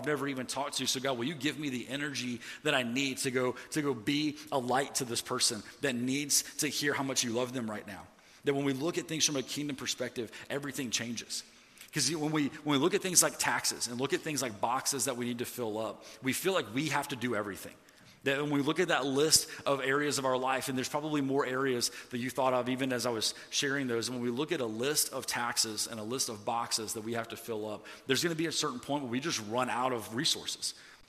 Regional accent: the South, United States; Like, I didn't grow up going to church or anything, even though I grew up in the Bible Belt.

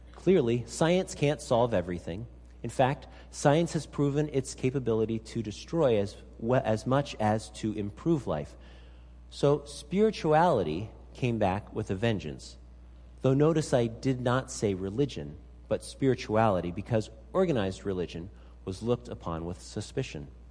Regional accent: Pennsylvania, United States; also born or lived in Salem, Oregon; now in Alaska, United States; grew up in Pennsylvania

